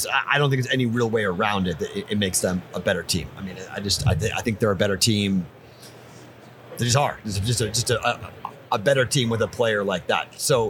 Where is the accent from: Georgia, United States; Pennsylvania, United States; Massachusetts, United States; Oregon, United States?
Massachusetts, United States; Andover; moved away; for the Bostonian, me